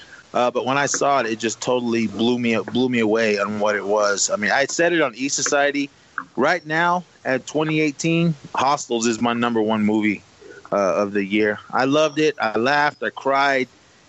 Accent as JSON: {"language": "English", "country": "United States", "said": "me being Native American"}